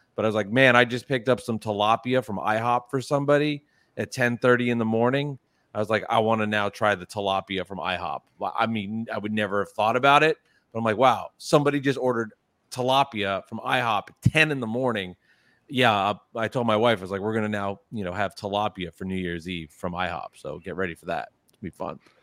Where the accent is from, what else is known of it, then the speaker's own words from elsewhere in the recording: New Jersey, United States; I am from New Jersey. I'm not from New York